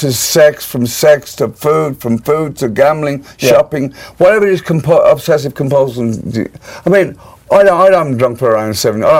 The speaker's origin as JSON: {"language": "English", "town": "Birmingham", "region": "West Midlands", "country": "United Kingdom", "tie": "born or raised there", "said": "And there's a lot of interesting things come out of my hometown, Birmingham."}